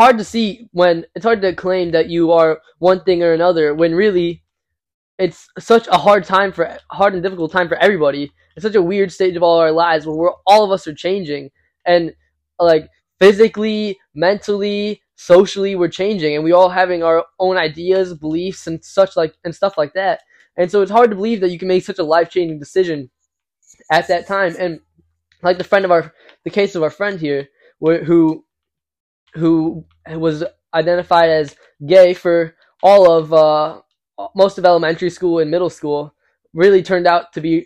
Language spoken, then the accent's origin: English; Illinois, United States; we are from Illinois